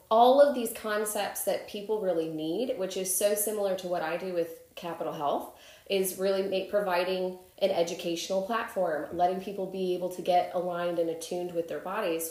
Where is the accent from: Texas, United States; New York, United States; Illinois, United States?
Illinois, United States; Chicago; I'm from Chicago